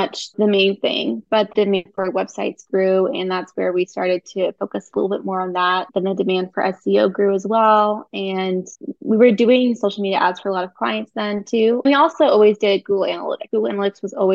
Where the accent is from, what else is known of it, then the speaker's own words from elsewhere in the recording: Bay Area, California, United States; now in Tulsa, United States; I'm originally from the Bay Area